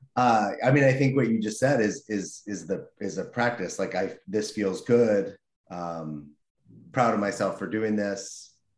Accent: Los Angeles, California, United States; I grew up in Los Angeles

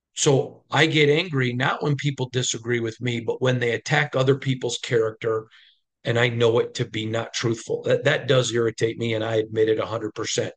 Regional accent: Midwest, United States; growing up in the Midwest

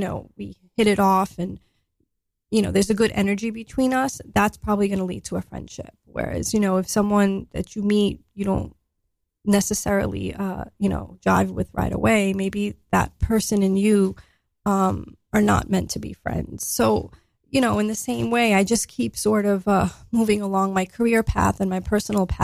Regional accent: New York City, New York, United States; I grew up, I grew up in Staten Island, New York.

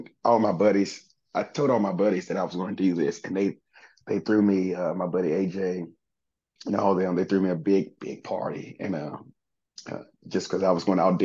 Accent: Southaven, Mississippi, United States; also born or lived in Memphis, Tennessee; I was born in Memphis, Tennessee, but raised in South Haven, Mississippi

